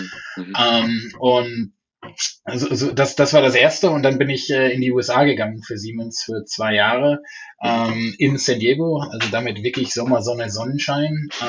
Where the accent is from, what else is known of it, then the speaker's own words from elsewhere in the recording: North Rhine-Westphalia, Germany; Ja, ich bin äh, im Niederrhein aufgewachsen oder meine Mutter würde noch sagen, ist Westfalen.